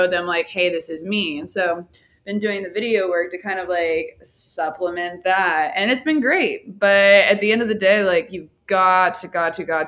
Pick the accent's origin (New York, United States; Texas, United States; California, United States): Texas, United States; Dallas; I'm from Dallas